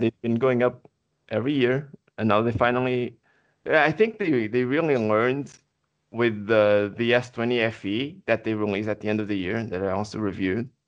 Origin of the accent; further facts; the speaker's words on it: Portugal; first language Portuguese; English is a second language; I'm not a native English speaker. I'm from Portugal.